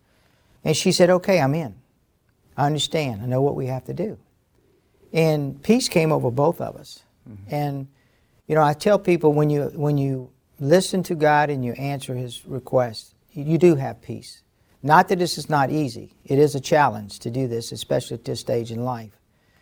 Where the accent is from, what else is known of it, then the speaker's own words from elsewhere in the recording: Baton Rouge, Louisiana, United States; I grew up in North Baton Rouge, where Standard Oil established themselves